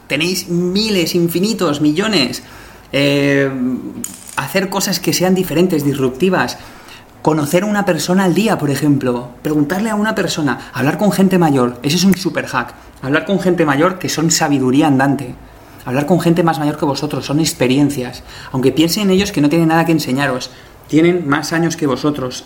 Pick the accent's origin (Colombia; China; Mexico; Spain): Spain; yo soy español